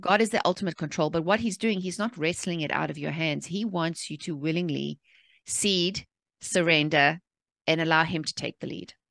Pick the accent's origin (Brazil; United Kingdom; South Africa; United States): South Africa; moved away; I was born and raised in South Africa